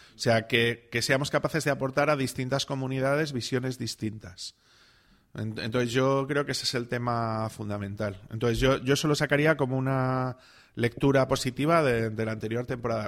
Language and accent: Spanish; Salamanca, Castile and León, Spain; yo vengo de Salamanca, donde todo es antiguo